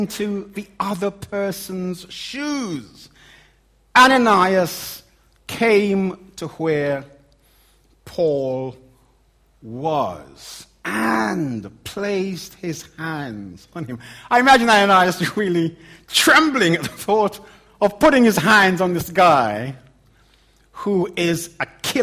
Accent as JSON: {"language": "English", "region": "London", "country": "United Kingdom", "accent": "Cockney", "said": "my Cockney accent"}